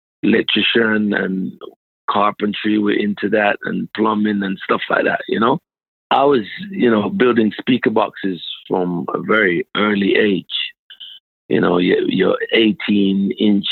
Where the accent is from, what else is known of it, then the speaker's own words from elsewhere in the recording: London, United Kingdom; In Southeast London, I grew up in Southeast London